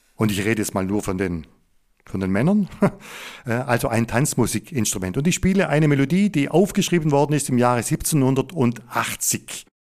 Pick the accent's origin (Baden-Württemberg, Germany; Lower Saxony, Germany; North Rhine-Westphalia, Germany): Baden-Württemberg, Germany; Upper Swabia; die Geschichte meiner Heimat, die Geschichte Oberschwabens